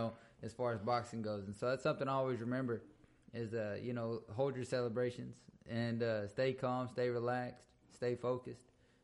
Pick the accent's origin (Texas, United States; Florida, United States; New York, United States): Texas, United States; Milano; also born or lived in Brenham, Texas / Cameron, Texas; I grew up in the Central Texas area. You know, I was born in Brenham, raised right here in Milano and Cameron, and back to Milano after our house burned down.